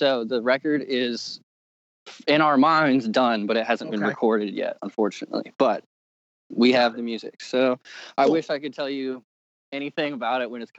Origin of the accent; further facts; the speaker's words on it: Richmond, Virginia, United States; Cause when I was growing up in Richmond, it was all about the hardcore scene.